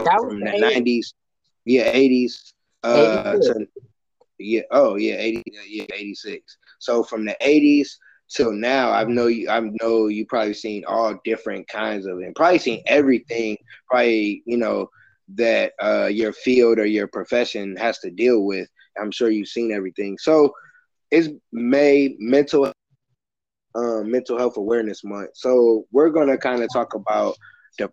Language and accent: English; Michigan City, Indiana, United States; moved away as an adult; now in Indianapolis, United States; my hometown, and that's in Michigan City, Indiana.